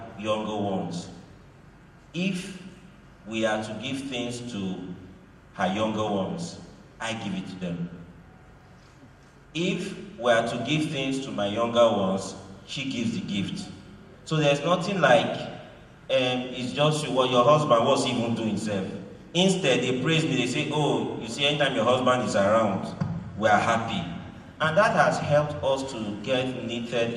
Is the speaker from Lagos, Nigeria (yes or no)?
no; Delta, Nigeria; English is a second language; also born or lived in Edo State; I grew up in Delta State